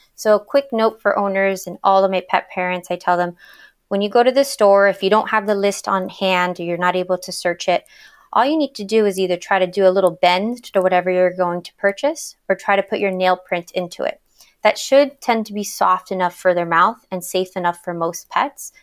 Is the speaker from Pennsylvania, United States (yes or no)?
no; Miami, Florida, United States; moved away as an adult; now in Washington, D.C., United States; I'm originally from Miami, Florida